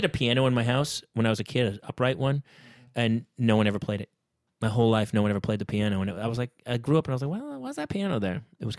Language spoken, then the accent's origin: English; New Hampshire, United States; also born or lived in the Valley, Los Angeles; now in Los Angeles, United States; I came in New Hampshire